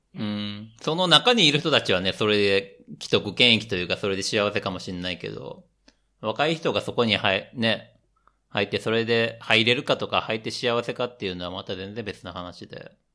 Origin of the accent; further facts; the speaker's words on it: Japan; moved away as an adult; also born or lived in Southeast Asia; now in Europe; 日本人として生まれた